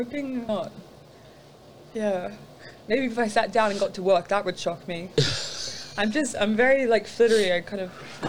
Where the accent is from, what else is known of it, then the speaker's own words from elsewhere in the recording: Lennox Head, New South Wales, Australia; That's from my hometown, a place called Lake Ainsworth.